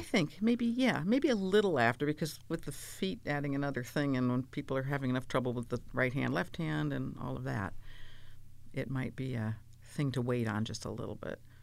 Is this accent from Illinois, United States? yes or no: no; California, United States; also born or lived in Pennsylvania / Maryland / New York; I'm basically a Californian since I was five